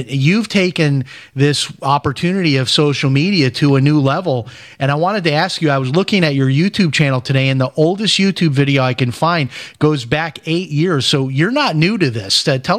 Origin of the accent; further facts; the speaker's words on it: Chicago, Illinois, United States; I know where South Bend is. I grew up in Chicago, but I always enjoyed that visit.